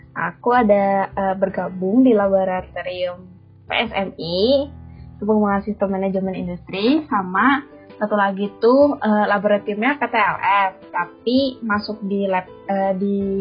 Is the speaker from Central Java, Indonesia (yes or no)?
yes; Tegal, Central Java, Indonesia; moved away as an adult; now in Bandung, Indonesia; aku dari Jawa Tengah, dari kota Tegal